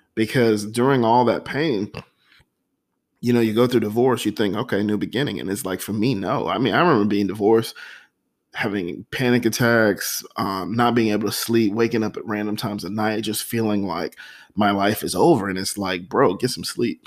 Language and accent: English; United States; as an American